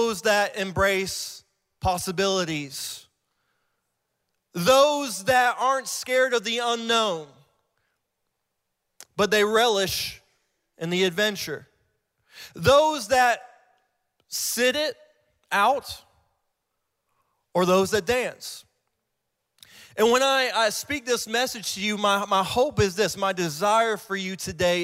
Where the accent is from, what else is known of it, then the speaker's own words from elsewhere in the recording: Ohio, United States; moved away; I'm from Ohio, too. I'm an Ohio boy